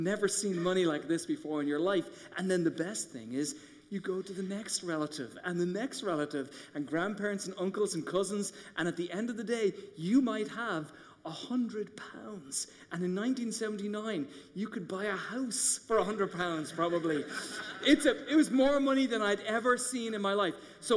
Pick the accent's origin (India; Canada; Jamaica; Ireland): Ireland; moved away as an adult; now in United States; I grew up in Ireland going in the Catholic Church